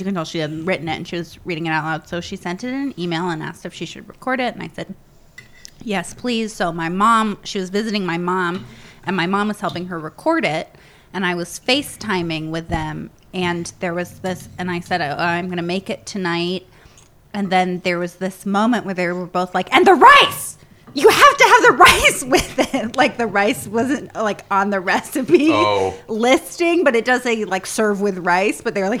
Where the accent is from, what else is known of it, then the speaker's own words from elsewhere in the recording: Connecticut, United States; We're from Connecticut.